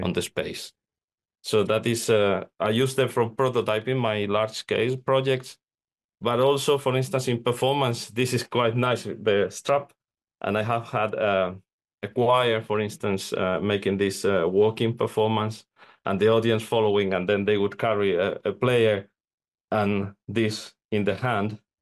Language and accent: English; Spain; now in Finland; I'm, I'm living in, in Finland, even though I'm from Spain